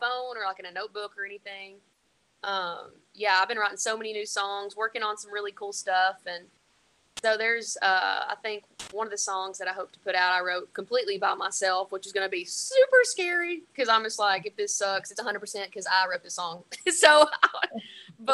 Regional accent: Winchester, Tennessee, United States; moved away as an adult; now in Nashville, United States; my hometown always had my back

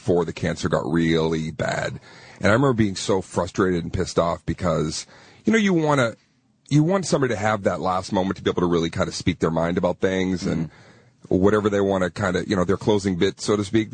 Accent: Arlington, Massachusetts, United States; I'm from Arlington, Massachusetts.

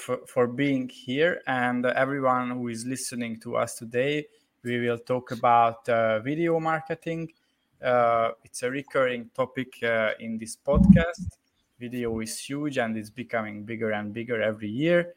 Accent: Hungary; I'm from Hungary

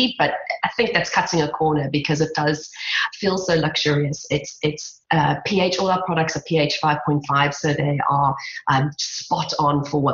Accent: South Africa; accent: South African; my South African accent

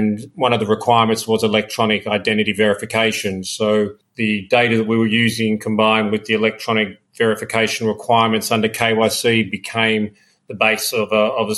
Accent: Melbourne, Victoria, Australia; moved away as an adult; also born or lived in London; I grew up in Melbourne, and then after I finished my university degree in economics, like a lot of Australians, I went to London

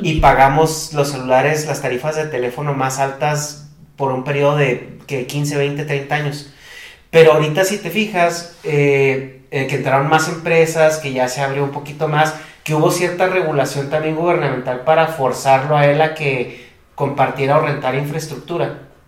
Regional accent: Chihuahua, Mexico; vengo de Chihuahua

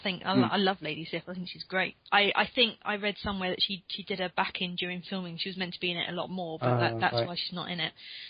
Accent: Croydon, London, United Kingdom; I saw my hometown in the map at the end. that was a moment of fame. Yeah. Also, I think Croydon must be loving, like, Phase 2

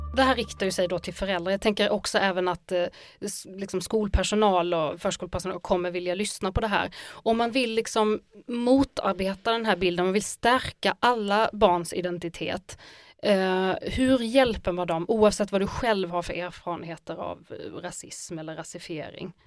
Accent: Skåne, Sweden; jag är ju också skånsk och massa saker, men jag är också arab

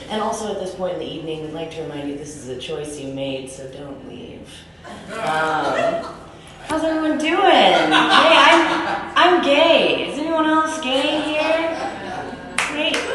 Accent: Topeka, Kansas, United States; moved away; also born or lived in Brooklyn, New York; I was raised in Topeka, Kansas

